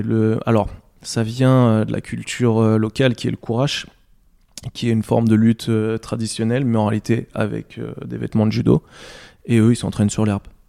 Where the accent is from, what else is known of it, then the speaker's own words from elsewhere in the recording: France; moved away; je suis français